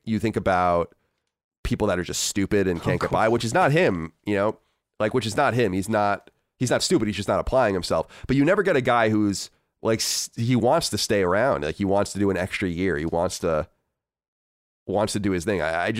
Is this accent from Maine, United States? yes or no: yes; Maine, United States; People from New England will know, like the Maine, Northern New Hampshire, Vermont kind of, oh, I'm a man from Maine.